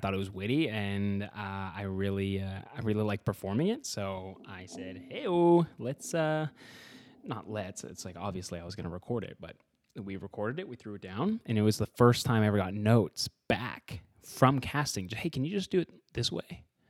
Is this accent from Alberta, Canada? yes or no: yes; Edmonton, Alberta, Canada; now in Vancouver, Canada; I'm from Edmonton, Alberta, and I just moved to Vancouver